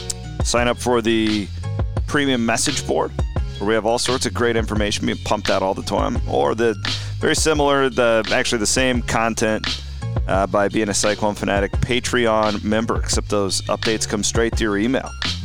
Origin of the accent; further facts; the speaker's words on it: Iowa, United States; because I grew up in Western Iowa, and I wasn't a Nebraska fan